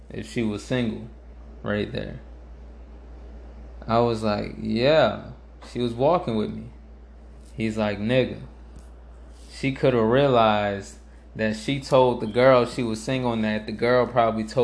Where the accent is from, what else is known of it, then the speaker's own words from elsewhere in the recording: New Orleans, Louisiana, United States; I'm from New Orleans. I I was actually late to …. I was late to … because I I came to him when I I started coming back to uh when I came back here for high school